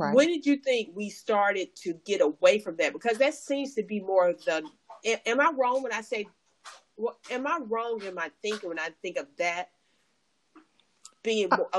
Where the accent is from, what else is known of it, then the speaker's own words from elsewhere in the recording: Mississippi, United States; I'm from that deep South, Mississippi